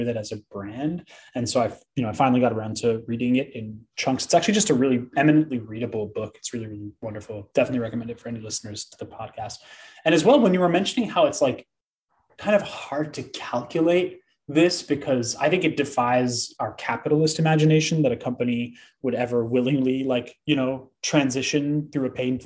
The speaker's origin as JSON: {"language": "English", "country": "United States", "said": "I am an American"}